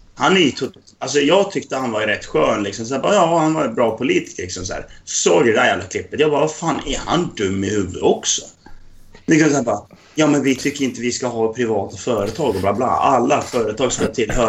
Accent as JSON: {"language": "Swedish", "region": "Dalarna County", "country": "Sweden", "said": "jag är dalkarl, för att jag är från norra Dalarna."}